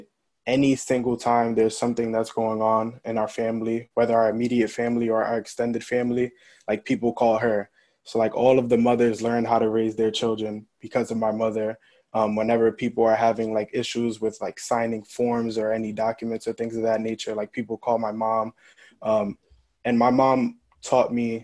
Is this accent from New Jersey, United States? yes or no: no; New York City, New York, United States; moved away as an adult; also born or lived in Hartford, Connecticut; growing up in the Bronx